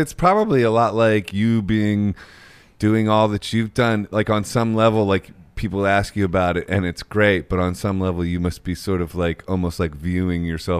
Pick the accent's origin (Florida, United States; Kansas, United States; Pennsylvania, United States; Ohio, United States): Ohio, United States; Akron; I'm from Akron.